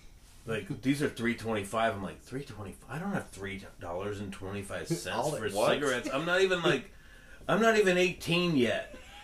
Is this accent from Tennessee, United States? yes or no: no; Northern California, United States; I grew up in Northern California